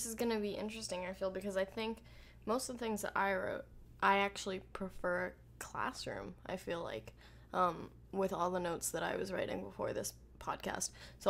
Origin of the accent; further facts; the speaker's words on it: United States; We're from America.